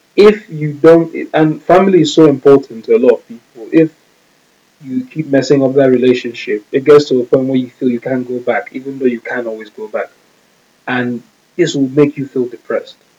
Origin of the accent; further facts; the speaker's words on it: Nigeria; we're Nigerian